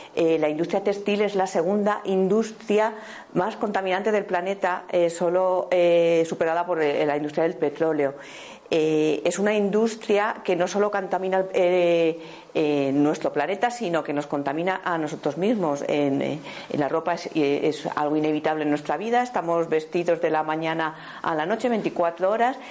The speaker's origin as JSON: {"language": "Spanish", "town": "Béjar", "region": "Castile and León", "country": "Spain", "said": "yo vengo de una familia que eh, se ha eh, que ha estado toda la vida alrededor de la industria textil, venimos de Béjar"}